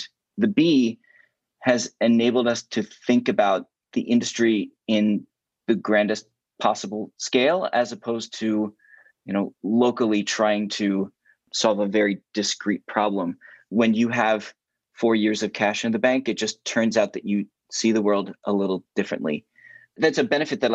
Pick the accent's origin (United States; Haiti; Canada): United States; Hereford, Maryland; also born or lived in Philadelphia; I grew up 30 minutes north of Baltimore in a little place called Hereford, Maryland